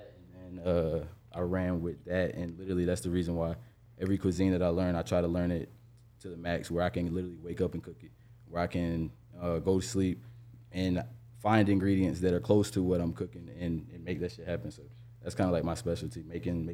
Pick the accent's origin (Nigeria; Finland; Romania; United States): United States; Jacksonville, Florida; also born or lived in Atlanta, Georgia / Orlando, Florida; came to Jax